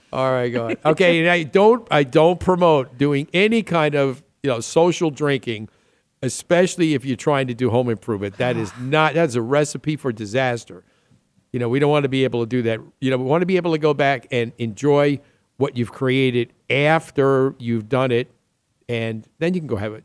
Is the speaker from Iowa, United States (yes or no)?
no; New York City, New York, United States; I'm from the Queens side